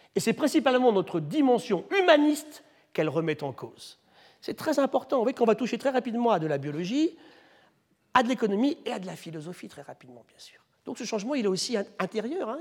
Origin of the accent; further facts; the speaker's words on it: France; chez nous en France